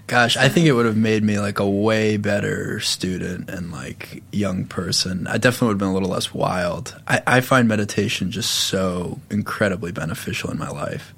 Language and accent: English; Long Island, New York, United States; I grew up in a neighborhood that was really good at lacrosse because I grew up on Long Island